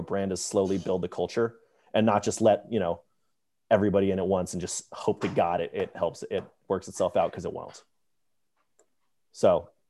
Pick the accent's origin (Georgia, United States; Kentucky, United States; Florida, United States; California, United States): Georgia, United States; Atlanta; Atlanta, Georgia.